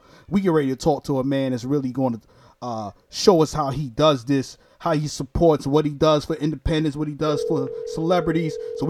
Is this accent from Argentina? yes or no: no; New York City, New York, United States; now in Jacksonville, United States; I'm originally from Brooklyn, New York, but I reside right now in Jacksonville, Florida